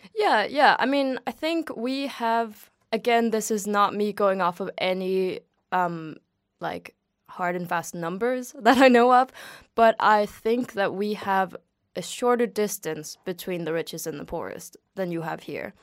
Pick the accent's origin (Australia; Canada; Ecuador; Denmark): Denmark; town near Brøndby, Copenhagen area, Capital Region of Denmark; I'm from Betlehop